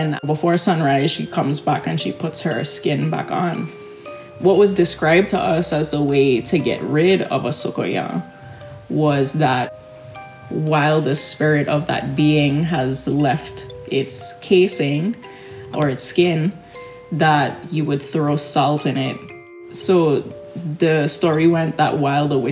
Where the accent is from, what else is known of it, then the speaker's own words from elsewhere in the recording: Charlotte Amalie, St. Thomas, U.S. Virgin Islands; I grew up in and around Frenchtown. I lived in Frenchtown for a couple of years between elementary school and middle school.